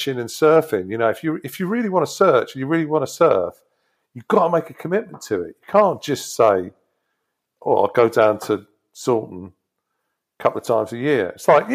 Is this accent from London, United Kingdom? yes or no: no; Devon, South West England, United Kingdom; moved away as an adult; also born or lived in Exeter / California; now in Brighton, United Kingdom; I grew up in Devon.